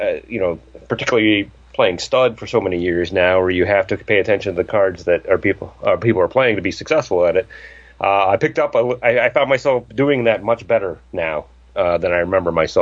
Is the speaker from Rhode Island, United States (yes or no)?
no; Ohio, United States; now in Safety Harbor, United States; I grew up in Ohio